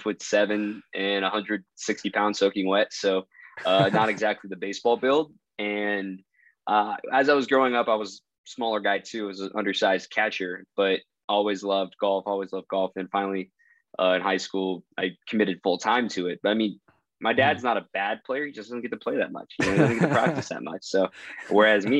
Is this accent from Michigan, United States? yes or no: no; Chandler, Arizona, United States; also born or lived in Dallas, Texas; now I've grown up here in the Southeast Valley of Phoenix. Went to Basha High School in Chandler.